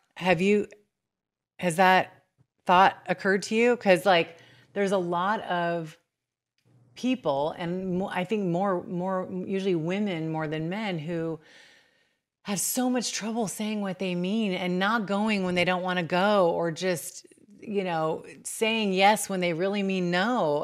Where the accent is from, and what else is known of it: Bakersfield, California, United States